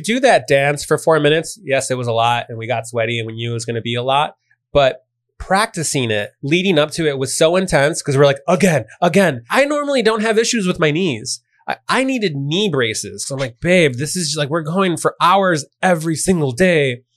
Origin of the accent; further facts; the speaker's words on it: Chicago, Illinois, United States; I'm from Chicago. I had a big part of my family that wanted to he- hear Chicago house music